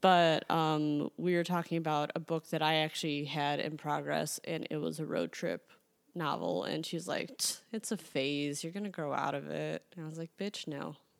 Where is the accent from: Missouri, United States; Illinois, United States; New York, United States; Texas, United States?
Illinois, United States; Chicago; I'm from Chicago